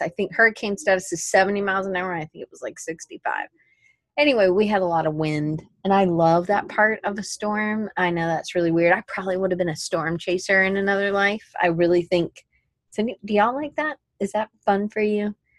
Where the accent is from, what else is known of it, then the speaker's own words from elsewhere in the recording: Atlanta, Georgia, United States; moved away; also born or lived in Colorado; growing up in Atlanta